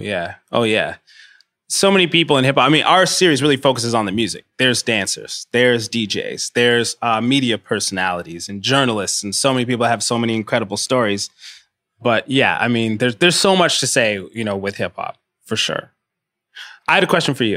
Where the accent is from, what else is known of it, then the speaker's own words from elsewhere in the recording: Rwanda; now in Toronto, Canada; I'm from Rwanda